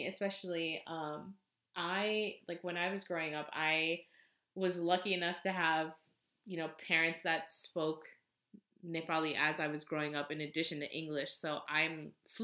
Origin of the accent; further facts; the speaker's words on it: United States; I grew up here in America